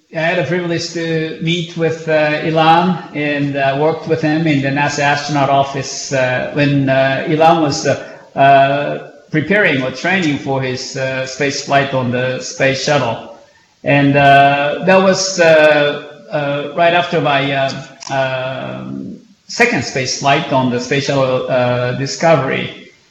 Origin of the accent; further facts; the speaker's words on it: Japan; growing up in Japan